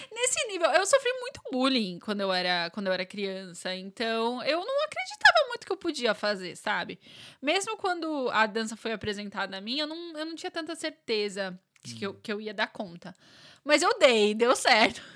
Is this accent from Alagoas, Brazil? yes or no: no; São Paulo, Brazil; moved away as an adult; now in Ireland; sou de São Paulo